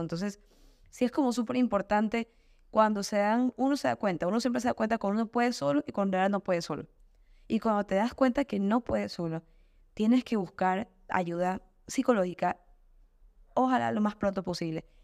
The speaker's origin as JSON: {"language": "Spanish", "town": "Guayaquil", "region": "Guayas", "country": "Ecuador", "said": "yo soy ecuatoriana, yo soy oaxaca, yo soy Guayaquil"}